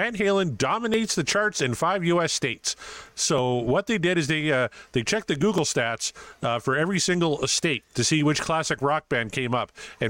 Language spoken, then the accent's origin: English; Canada; Guys got to help me out here because I'm Canadian.